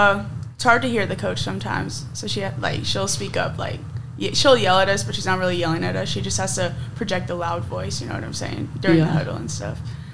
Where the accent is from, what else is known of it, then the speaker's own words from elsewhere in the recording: Phoenix, Arizona, United States; moved away; I'm from Phoenix originally. I've been here for 3 years.